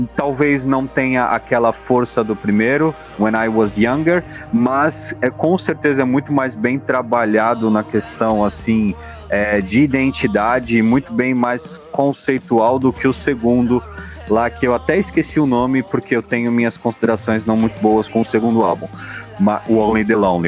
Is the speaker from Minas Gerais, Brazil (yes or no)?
no; Guarujá, São Paulo, Brazil; sou do Guarujá